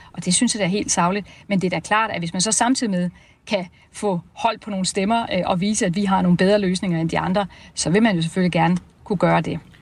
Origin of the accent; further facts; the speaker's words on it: Denmark; vi danske socialdemokrater